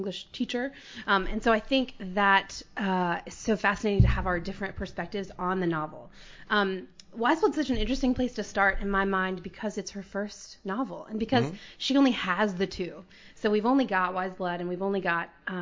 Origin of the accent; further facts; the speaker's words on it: Atlanta, Georgia, United States; also born or lived in New York / North Carolina / Minnesota / Macon, Georgia; I grew up outside Atlanta